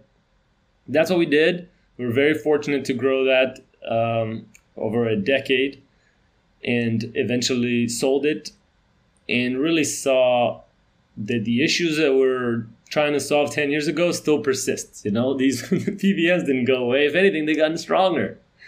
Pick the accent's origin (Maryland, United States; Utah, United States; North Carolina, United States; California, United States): North Carolina, United States; I grew up in North Carolina, small town